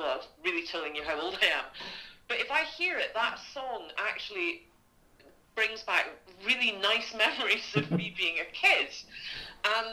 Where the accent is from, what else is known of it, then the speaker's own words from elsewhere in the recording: Scotland, United Kingdom; I'm Scottish